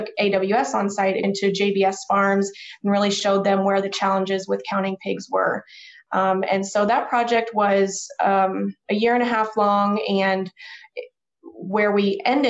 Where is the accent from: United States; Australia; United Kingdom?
United States; Overland Park, Kansas; I'm originally from Overland Park, Kansas, which is a suburb of Kansas City